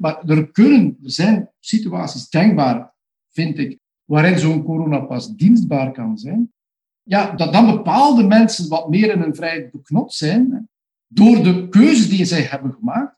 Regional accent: Flanders, Belgium; bij ons in Vlaanderen en België

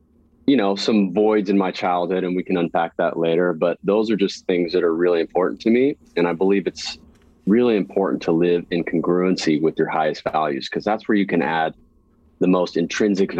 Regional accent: Santa Cruz, California, United States; I was born and raised in Santa Cruz, California

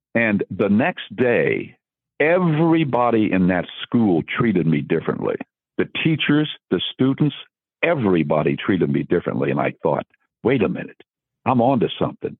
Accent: Dayton, Ohio, United States; I'm from Dayton, Ohio

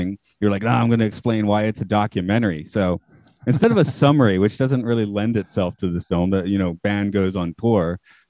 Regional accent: Atlanta, Georgia, United States; moved away as an adult; now in Japan; my hometown's Atlanta

